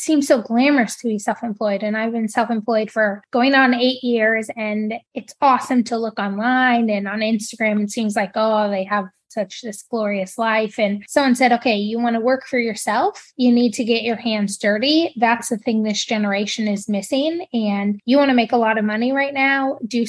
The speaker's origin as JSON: {"language": "English", "region": "Montana", "country": "United States", "said": "I'm a Montanan through and through"}